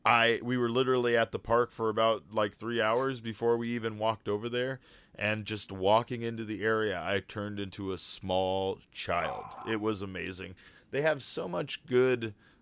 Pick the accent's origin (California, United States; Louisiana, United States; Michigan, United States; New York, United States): California, United States; Woodland Hills; But yeah, I grew up in the Woodland Hills, Southern California area, so I went to a lot of non-Disneyland theme parks